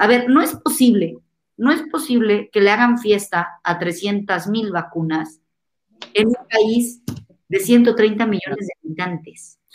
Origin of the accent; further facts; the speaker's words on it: Toluca, State of Mexico, Mexico; moved away as an adult; also born or lived in Campeche / Michoacán; now in Mexico City, Mexico; Yo nací en Toluca, en el Estado de México